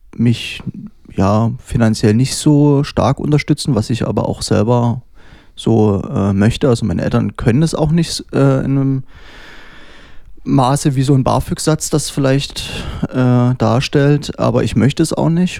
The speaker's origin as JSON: {"language": "German", "town": "Dresden", "region": "Saxony", "country": "Germany", "tie": "born or raised there", "also_born_or_lived": "Berlin / Leipzig", "said": "Ich bin tatsächlich äh, richtiger Dresdner. Ich bin hier geboren."}